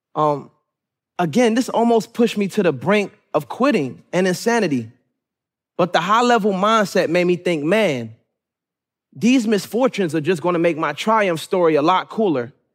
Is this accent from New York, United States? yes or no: no; Suitland, Maryland, United States; also born or lived in Raleigh, North Carolina; I was born in Raleigh, North Carolina, but was raised majority in Suitland, Maryland, which made me who I am today